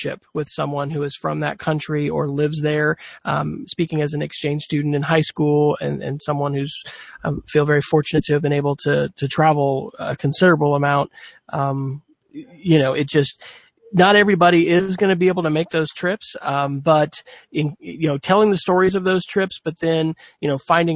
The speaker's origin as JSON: {"language": "English", "region": "Oklahoma", "country": "United States", "said": "here I am from Oklahoma"}